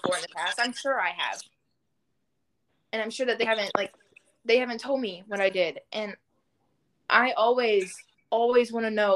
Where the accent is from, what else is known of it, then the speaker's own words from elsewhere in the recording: Louisville, Kentucky, United States; I am born and raised in Louisville, Kentucky